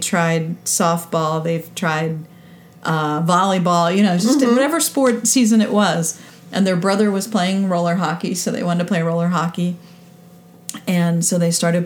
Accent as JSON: {"language": "English", "town": "Philadelphia", "region": "Pennsylvania", "country": "United States", "tie": "born or raised there", "said": "I grew up in Philadelphia when the Flyers were winning Stanley Cups"}